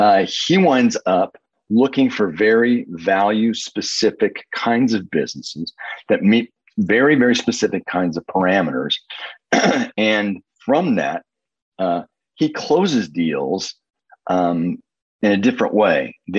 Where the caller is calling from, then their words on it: Indianapolis, Indiana, United States; I'm in Indianapolis, Indiana